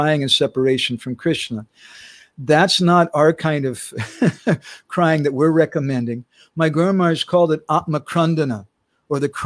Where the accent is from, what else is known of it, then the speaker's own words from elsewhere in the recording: United States; moved away as an adult; now in India; I was born and raised in America